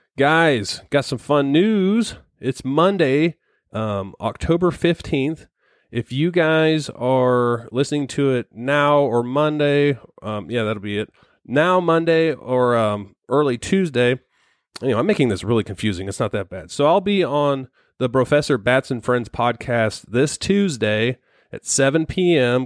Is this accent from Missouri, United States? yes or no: yes; Missouri, United States; we're from Missouri